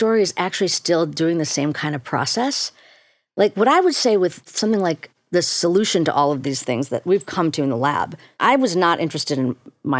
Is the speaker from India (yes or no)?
yes; India; You got to, especially as an Indian person, people think, well, this is just your cultural, you're required to push mindfulness onto the world.